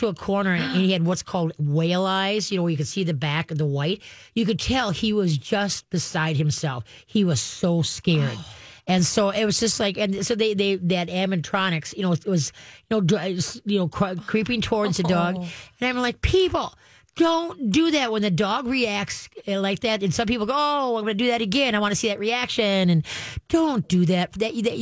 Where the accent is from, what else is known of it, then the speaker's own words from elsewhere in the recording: Roseville, Minnesota, United States; I grew up in Roseville on Alameda Street